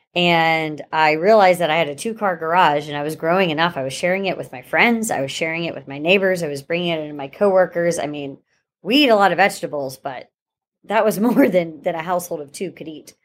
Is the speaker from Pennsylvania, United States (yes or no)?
yes; Pittsburgh, Pennsylvania, United States; born or raised there; moved away as an adult; now in Saint Petersburg, United States